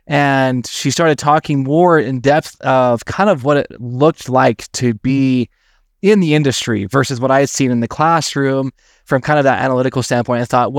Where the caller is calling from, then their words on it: Salt Lake City, Utah, United States; So I'm tuning in from Salt Lake City. That's where I'm based out of.